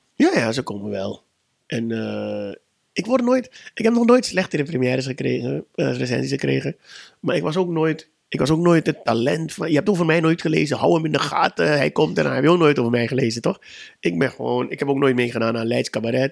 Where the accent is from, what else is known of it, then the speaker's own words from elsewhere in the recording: Suriname; moved away; Ik kom uit Suriname